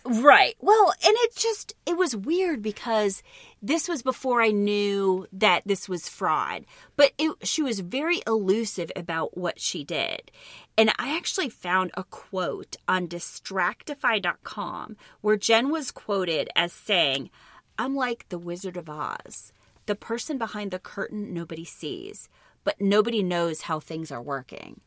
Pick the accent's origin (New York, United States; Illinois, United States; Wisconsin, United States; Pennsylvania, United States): Wisconsin, United States; Elmwood; where I grew up in Wisconsin, Elmwood, Wisconsin, was right next to the town of Plainfield, Wisconsin